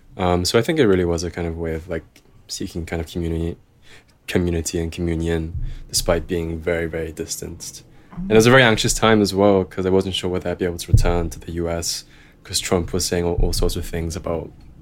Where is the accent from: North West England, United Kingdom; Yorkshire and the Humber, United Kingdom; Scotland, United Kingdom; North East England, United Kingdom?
North West England, United Kingdom; Liverpool; haven't been back to Liverpool in over a year because of COVID. So I guess that's also kind of why my accent's kind of softened a bit, because I haven't had a chance to kind of top it up in a while.